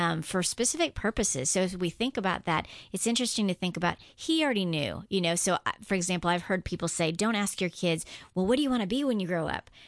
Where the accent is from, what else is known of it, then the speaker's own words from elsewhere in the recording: Guam; moved away as an adult; I grew up on Guam, age two to seventeen